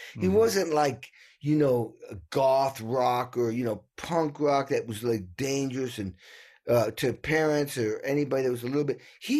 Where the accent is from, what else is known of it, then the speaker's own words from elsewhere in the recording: New England, United States; I grew up in New England and like an old dairy farm, and there was nothing to watch on TV.